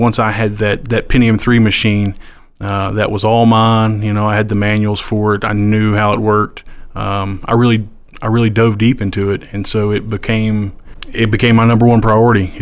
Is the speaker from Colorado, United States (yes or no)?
no; Huntington, West Virginia, United States; I'm originally from Huntington